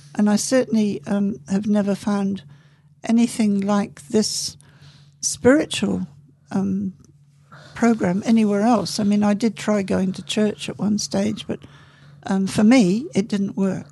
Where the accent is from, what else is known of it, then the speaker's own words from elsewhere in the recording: England, United Kingdom; I was born in England